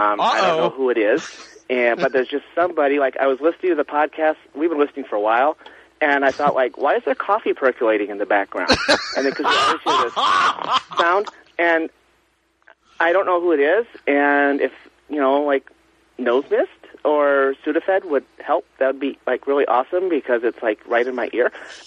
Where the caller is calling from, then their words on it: Massachusetts, United States; I'm calling from Massachusetts.